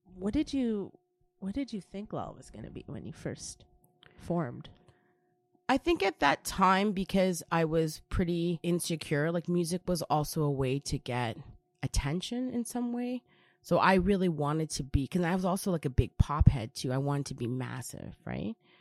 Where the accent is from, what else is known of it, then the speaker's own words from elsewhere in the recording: Brampton, Ontario, Canada; I was born and raised in Brampton